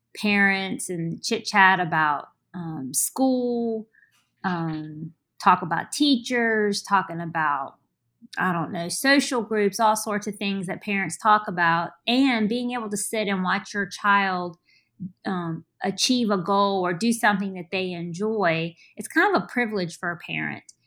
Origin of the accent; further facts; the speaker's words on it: Richmond, Virginia, United States; also born or lived in Charleston, West Virginia; I originally was born in Charleston, West Virginia, and, um, I moved to Richmond as an infant.